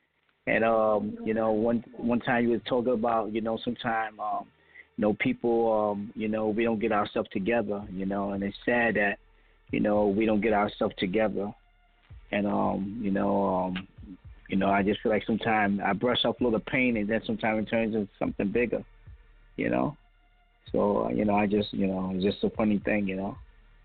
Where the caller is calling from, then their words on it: New York, United States; I'm calling from New York.